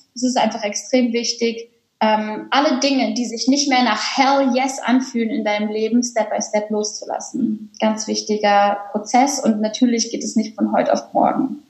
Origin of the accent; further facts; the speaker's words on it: Cologne, North Rhine-Westphalia, Germany; moved away as an adult; Ich bin auch beispielsweise aus Köln dann gezogen, habe meine Heimatstadt verlassen